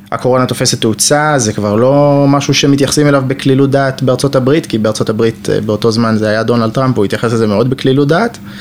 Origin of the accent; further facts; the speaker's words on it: Jerusalem, Jerusalem District, Israel; moved away as an adult; now in Rehovot, Israel; גר ברחובות רק שנה, אני ירושלמי ותיק, דור 11 בירושלים